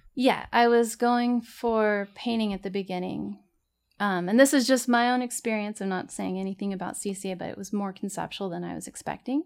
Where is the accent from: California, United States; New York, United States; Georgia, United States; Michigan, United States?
California, United States; Corona; also born or lived in Santa Ana, California; was raised in Corona.